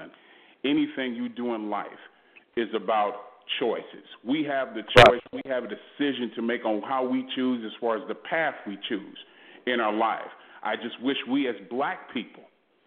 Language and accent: English; Los Angeles, California, United States; now in Houston, United States; I was born and raised in South Central Los Angeles, surrounded by gangs.